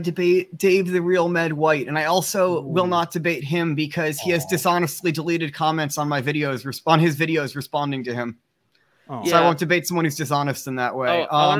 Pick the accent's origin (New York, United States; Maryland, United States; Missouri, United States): Maryland, United States; Bethesda; moved away; I used to be in Maryland. I moved west, but I grew up in Bethesda.